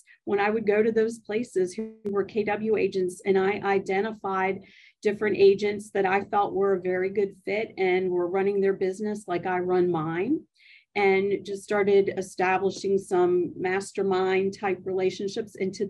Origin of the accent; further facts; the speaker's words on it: Maryland, United States; I'm originally from Maryland.